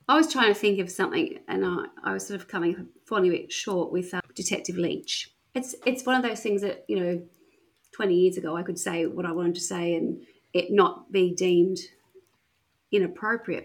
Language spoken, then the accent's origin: English; Wollongong, New South Wales, Australia; now in Perth, Australia; where I grew up in Wollongong